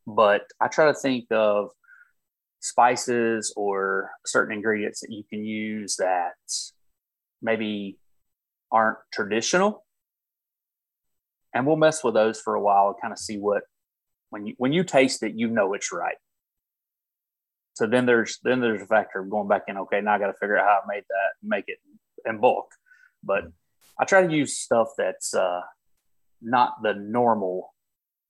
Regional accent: North Carolina, United States; growing up in North Carolina

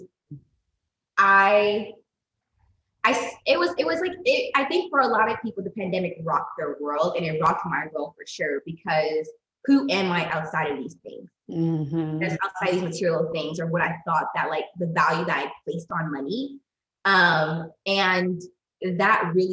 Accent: United States

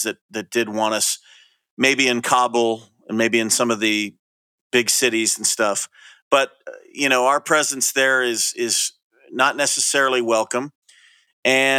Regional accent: Sacramento, California, United States; my home state of Sacramento

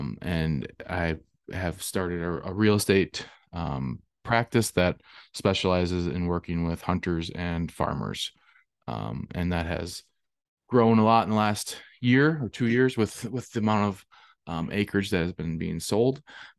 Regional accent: Viroqua, Wisconsin, United States; I'm from Southwest Wisconsin, Viroqua, Wisconsin.

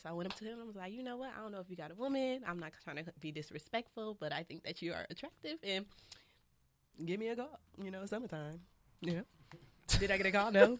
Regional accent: Los Angeles, California, United States; I was raised out here

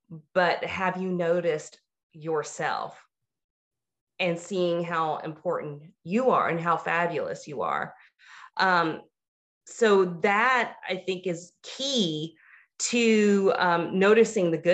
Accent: the South, United States; I'm a girl from the South

